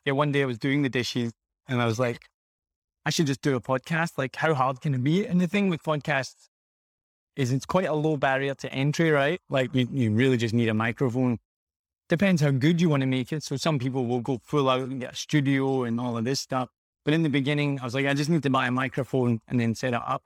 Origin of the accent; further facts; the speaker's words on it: Glasgow, Scotland, United Kingdom; moved away as an adult; also born or lived in United States / Australia / New Zealand; now in Vietnam; I'm from Glasgow in Scotland originally, and I, I left when I was, like, twenty years old.